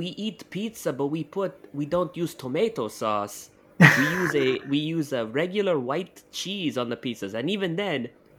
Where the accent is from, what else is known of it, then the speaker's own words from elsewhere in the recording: Austria; This is offensive to my sensibilities, and I am from Austria.